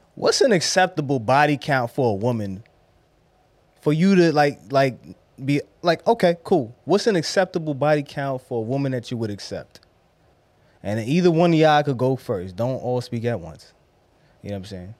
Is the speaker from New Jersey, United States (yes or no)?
no; New York City, New York, United States; I'm from Brownsville